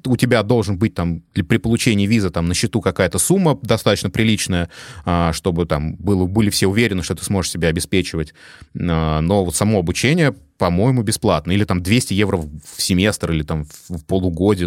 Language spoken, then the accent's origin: Russian; Moscow Oblast, Russia; moved away as an adult; now in Tyrol, Austria; Я да, из Подмосковья, из ближайшего